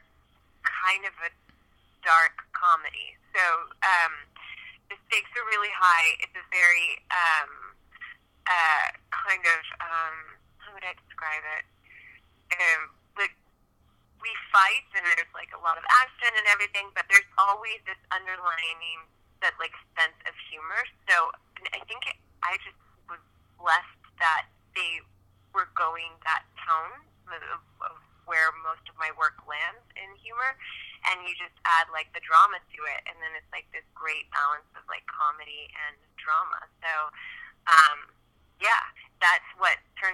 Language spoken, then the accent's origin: English; Northern California, United States; now in Los Angeles, United States; I'm from Northern California, a California girl